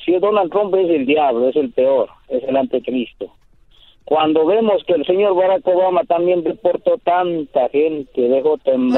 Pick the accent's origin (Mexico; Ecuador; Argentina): Ecuador; moved away; soy de Ecuador